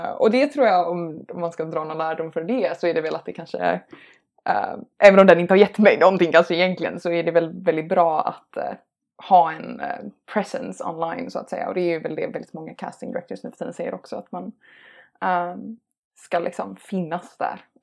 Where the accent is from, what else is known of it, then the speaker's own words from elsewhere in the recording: United States; accent: American; Um, ja, jag har ju en amerikansk accent um, mm.